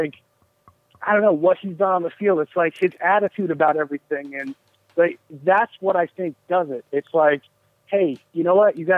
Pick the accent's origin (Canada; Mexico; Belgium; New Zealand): Canada; Toronto, Ontario; I am Canadian.